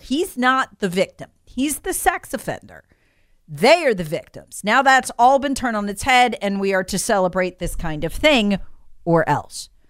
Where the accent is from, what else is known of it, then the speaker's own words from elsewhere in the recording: Charlotte, North Carolina, United States; the Charlotte Observer, my hometown paper